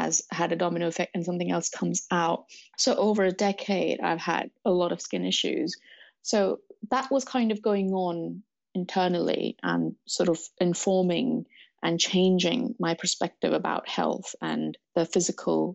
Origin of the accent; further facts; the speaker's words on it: Mumbai, Maharashtra, India; moved away as an adult; now in London, United Kingdom; I was born in Mumbai, India. I came to London to study in 2005